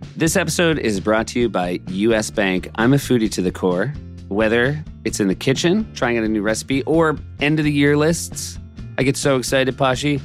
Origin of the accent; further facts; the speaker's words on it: New Hampshire, United States; I'm from New Hampshire.